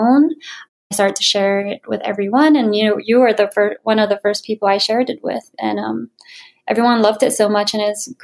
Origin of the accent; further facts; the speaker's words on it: Hawaii, United States; moved away; also born or lived in Florida / New York City; I'm originally from Hawaii